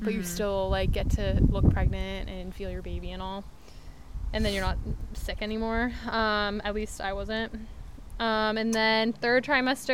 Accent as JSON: {"language": "English", "region": "Maryland", "country": "United States", "moved": "yes", "lives_now": "Michigan, United States", "said": "I was from Maryland, and then I got them all to move here"}